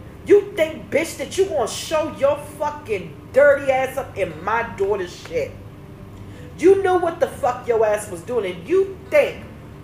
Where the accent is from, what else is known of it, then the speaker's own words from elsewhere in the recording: Maryland, United States; I'm from Maryland.